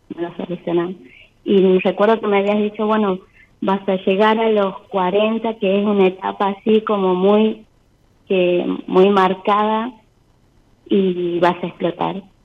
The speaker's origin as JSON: {"language": "Spanish", "region": "Tucumán", "country": "Argentina", "said": "de Tucumán."}